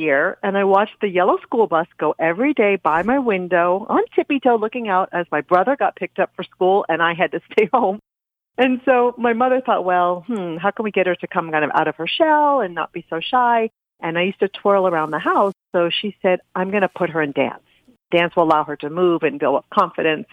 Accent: Amherst, Massachusetts, United States; now in Los Angeles, United States; I grew up in New England in a small college town, Amherst, Massachusetts

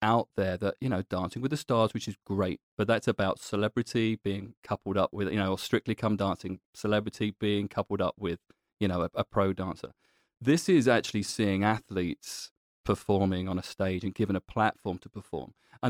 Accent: London, United Kingdom; I'm born and bred in London, so anytime I can go back to London, I'm there in a heartbeat.

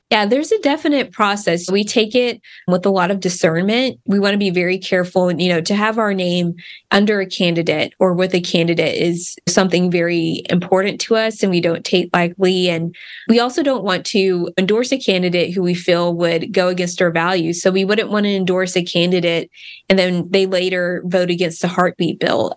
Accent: Wichita Falls, Texas, United States; Grew up in Wichita Falls

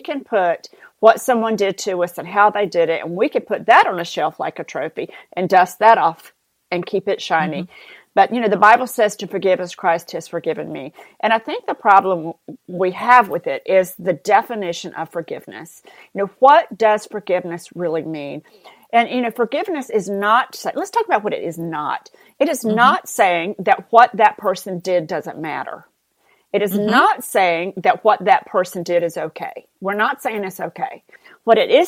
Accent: the South, United States; accent: southern; my southern accent

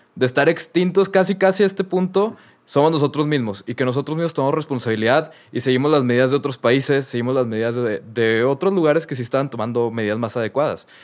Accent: Mexico; nosotros, como pueblo mexicano

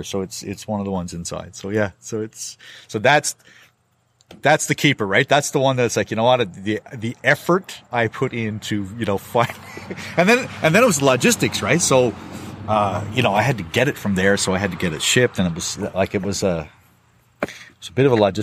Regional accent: Newfoundland and Labrador, Canada; moved away; I'm from Newfoundland originally

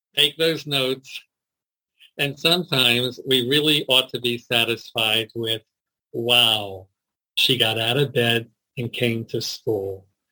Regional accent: Baltimore, Maryland, United States; also born or lived in Jerusalem, Israel; Born and bred in Baltimore, here in Baltimore, Maryland

